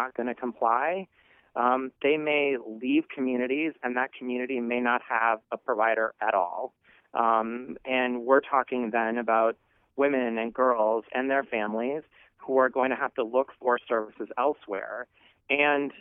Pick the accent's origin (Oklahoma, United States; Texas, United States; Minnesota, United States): Minnesota, United States; rural; I grew up in rural Minnesota